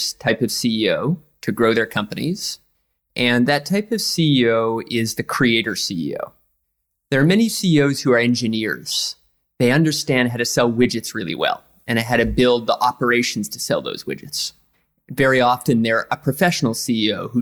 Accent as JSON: {"language": "English", "area": "east coast of Canada", "region": "Atlantic Canada", "country": "Canada", "tie": "born or raised there", "moved": "yes", "lives_now": "New York, United States", "said": "I'm from the east coast of Canada, right on the Atlantic Ocean"}